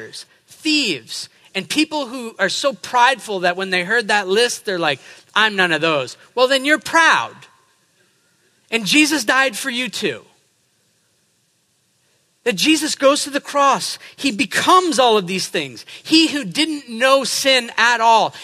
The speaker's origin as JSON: {"language": "English", "region": "New England", "country": "United States", "said": "I'm from New England."}